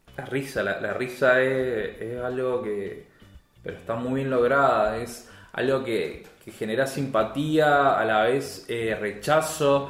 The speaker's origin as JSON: {"language": "Spanish", "country": "Argentina", "said": "yo como argentino"}